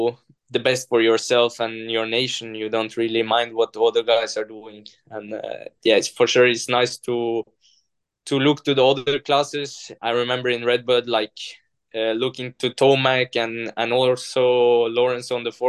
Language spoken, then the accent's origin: English; Norway; moved away; coming from Norway, even though it's Europe